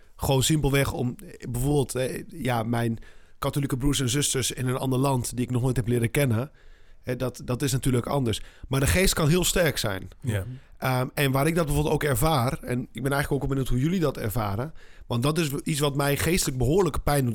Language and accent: Dutch; Netherlands; als Nederlander